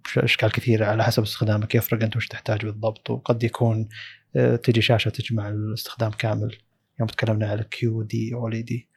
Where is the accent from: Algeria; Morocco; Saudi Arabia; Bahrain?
Saudi Arabia; عندنا في السعودية